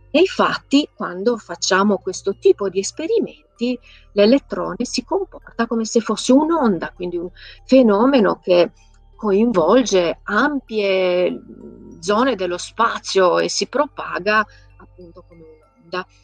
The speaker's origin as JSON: {"language": "Italian", "region": "Transylvania", "country": "Romania", "tie": "born or raised there", "moved": "yes", "said": "Io sono nata e cresciuta in Transilvania, vicina al castello di Dracula"}